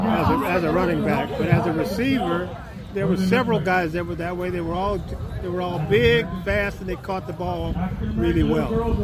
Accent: Southern California, United States; growing up in Southern California, I went to UCLA, I went to high school here in the area, I grew up in the area

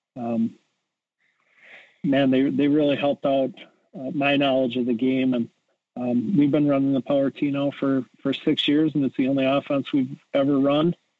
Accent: Edgerton, Wisconsin, United States; I grew up in Edgerton, Wisconsin

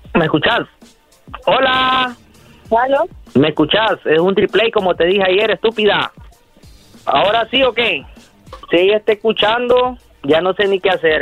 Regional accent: Honduras; moved away as an adult; now in United States

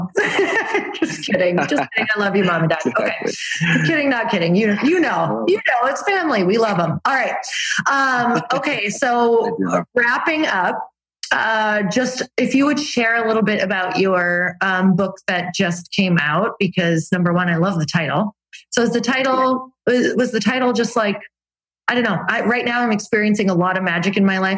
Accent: Upper Michigan, United States; I'm from Upper Michigan.

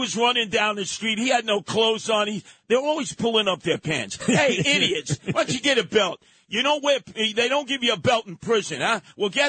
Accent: New York City, New York, United States; when I was growing up in Canarsie

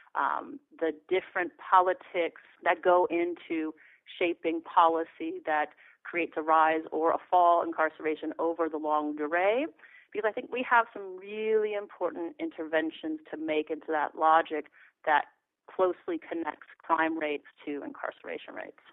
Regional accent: Los Angeles, California, United States; here, LA, my hometown

